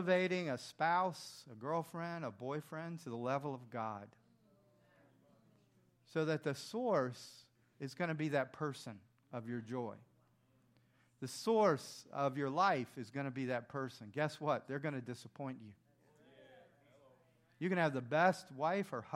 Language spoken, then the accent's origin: English; the South, United States; I grew up in the South